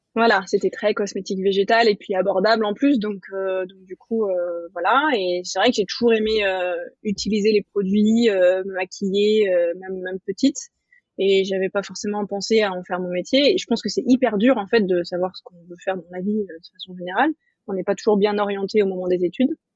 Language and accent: French; Nice, Provence-Alpes-Côte d'Azur, France; also born or lived in Paris; j'ai quitté Paris pour revenir à Nice, donc dans le sud, ma région d'origine